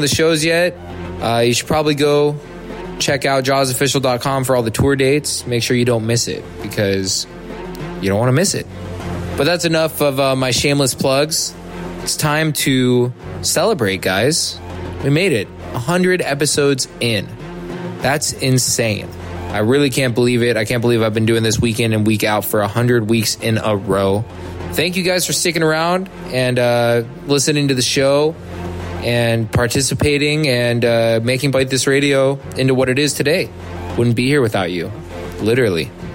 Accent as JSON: {"language": "English", "town": "San Francisco", "region": "California", "country": "United States", "tie": "born or raised there", "said": "San Francisco, my hometown"}